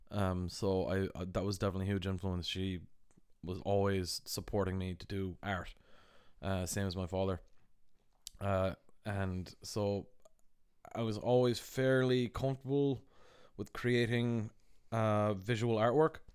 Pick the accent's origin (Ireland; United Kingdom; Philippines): Ireland; I was like, "Yeah, I'm from Ireland," and we like just became close friends.